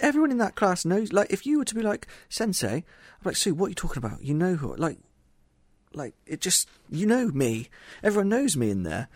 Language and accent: English; Somerset, South West England, United Kingdom; I'm not Japanese. I'm from Somerset, England.